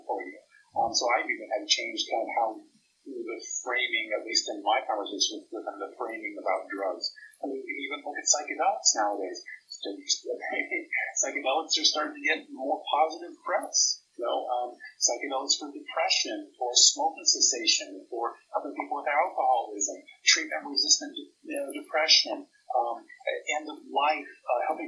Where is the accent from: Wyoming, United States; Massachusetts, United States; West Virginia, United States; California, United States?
California, United States; Northern; now in Nebraska, United States; growing up in Northern California